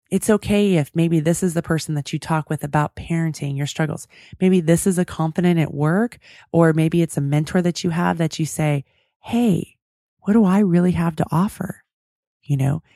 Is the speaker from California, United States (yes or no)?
yes; California, United States; I'm from California